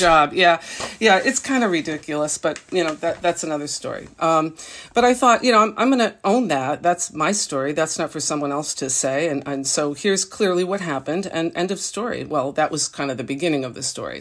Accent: Massachusetts, United States; moved away; also born or lived in New York City; I grew up in a small town in Massachusetts

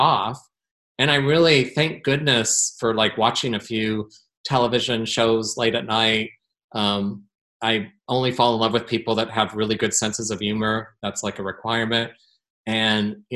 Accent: Portland, Oregon, United States; my hometown

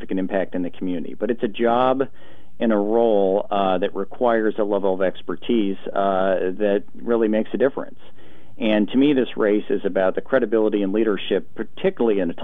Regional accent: Portland, Oregon, United States; born or raised there

